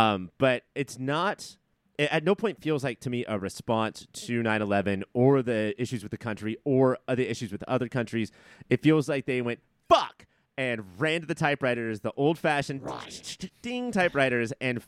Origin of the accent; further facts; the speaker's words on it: New York, United States; Whereas this is like specifically like, hey, here's my flag because I'm from New York.